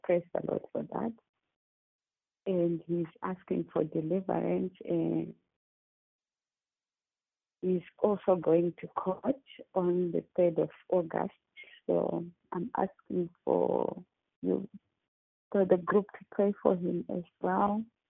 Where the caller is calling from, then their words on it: Australia; I'm calling from Australia.